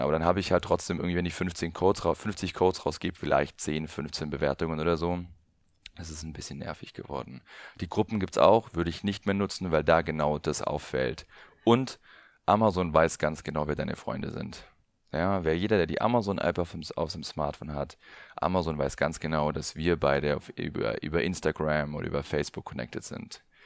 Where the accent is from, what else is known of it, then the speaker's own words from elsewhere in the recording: Allgäu, Bavaria, Germany; ich komme aus dem Allgäu